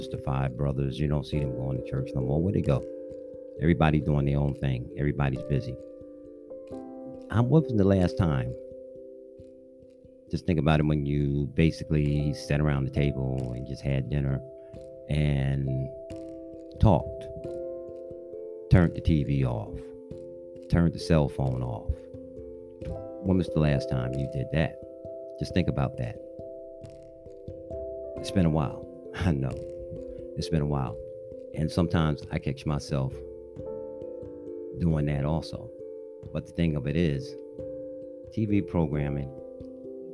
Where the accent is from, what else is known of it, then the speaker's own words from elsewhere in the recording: New York City, New York, United States; I'm a New Yorker. I grew up playing skelly, stickball, stuff like